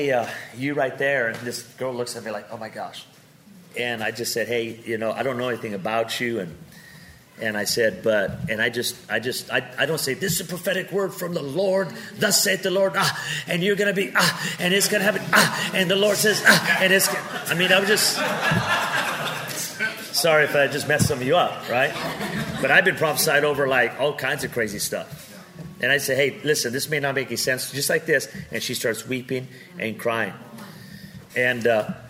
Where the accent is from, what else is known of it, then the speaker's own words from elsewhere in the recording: Pico Rivera, California, United States; also born or lived in Seattle; now in Las Vegas, United States; I'm some guy from Pico Rivera, California